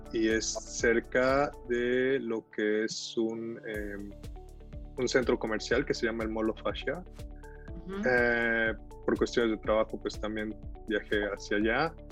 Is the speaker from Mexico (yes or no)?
yes; Salamanca, Guanajuato, Mexico; moved away as an adult; also born or lived in Veracruz, Mexico; now in Montreal, Canada; Yo viví mucho tiempo en Salamanca, nací en Veracruz, pero me fui, mi papá trabajó en Pemex toda la vida, en Salamanca, era médico, y, y, pues bueno, ahí estuvimos con él